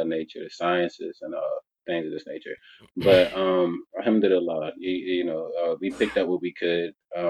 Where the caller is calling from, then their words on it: Virginia, United States; Virginia, United States.